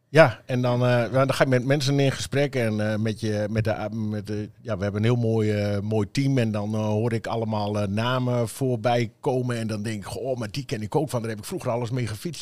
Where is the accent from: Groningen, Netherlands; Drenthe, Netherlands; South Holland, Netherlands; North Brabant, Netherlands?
Drenthe, Netherlands; Emmen; ik kom zelf uit Emmen